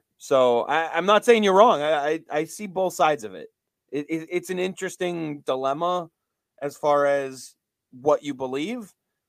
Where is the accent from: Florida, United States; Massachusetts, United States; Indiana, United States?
Massachusetts, United States; growing up in Mass, you are more of a Bruins fan typically, especially if you're a hockey player in the area.